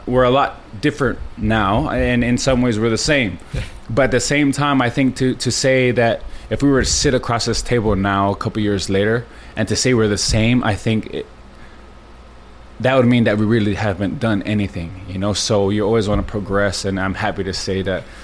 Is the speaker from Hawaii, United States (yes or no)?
yes; Laie, Hawaii, United States; I grew up in La'i, on the North Shore